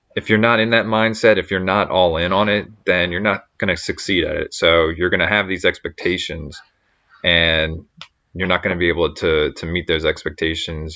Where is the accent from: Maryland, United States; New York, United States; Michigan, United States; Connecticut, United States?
Maryland, United States; Baltimore; we're from the Baltimore area.